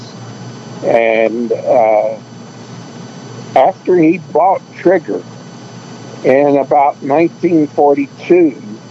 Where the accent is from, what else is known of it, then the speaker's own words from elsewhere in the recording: Birmingham, Alabama, United States; I grew up born and raised in Birmingham, Alabama